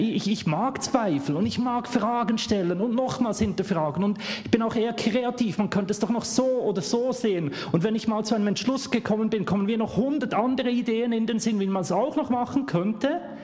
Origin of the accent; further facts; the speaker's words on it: Bern, Switzerland; accent: Swiss; Ich komme aus der Schweiz, man hört es